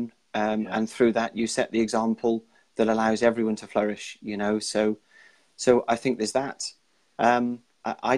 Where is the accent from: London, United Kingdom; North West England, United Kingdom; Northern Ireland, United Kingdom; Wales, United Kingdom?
Wales, United Kingdom; I'm Welsh